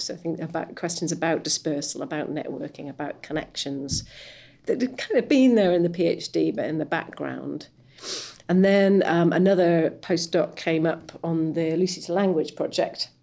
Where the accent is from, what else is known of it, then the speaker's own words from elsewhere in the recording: West Wales, United Kingdom; I come from West Wales